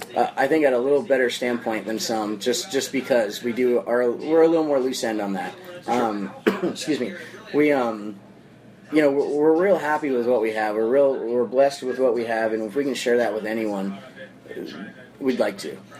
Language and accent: English; Phoenix, Arizona, United States; I'm here from Phoenix, Arizona. Yeah. Um, this is our home hometown.